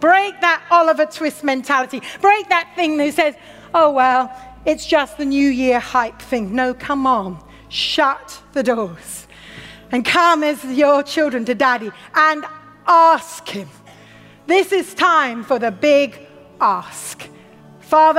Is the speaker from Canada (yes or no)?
no; United Kingdom; also born or lived in Watford / Oxford; Our culture makes us very cautious of excesses, especially as British